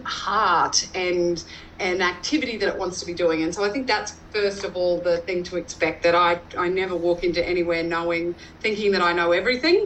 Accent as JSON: {"language": "English", "area": "north of Roma", "region": "Western Queensland", "country": "Australia", "tie": "born or raised there", "lives_now": "Goondiwindi, Australia", "said": "I grew up in Western Queensland, um, north of Roma, uh, on my family's um, grazing property."}